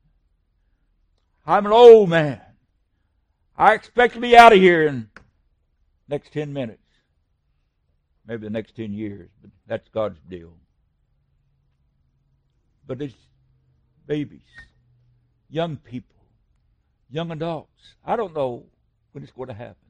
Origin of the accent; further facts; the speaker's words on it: West Virginia, United States; he's from my home state